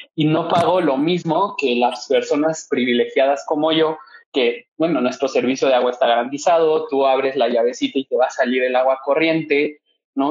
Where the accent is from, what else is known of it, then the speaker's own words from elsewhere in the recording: Mexico; debemos de tener garantizado como seres humanos y como mexicanos